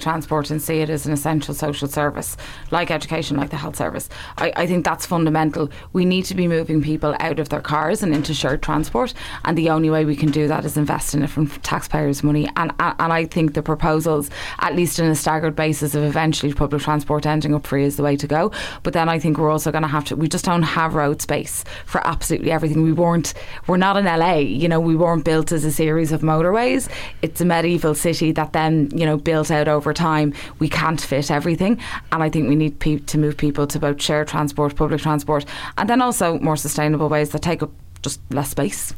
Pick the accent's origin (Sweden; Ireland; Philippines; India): Ireland; Dublin, Leinster; I'm very much from there, of there, remember from a long time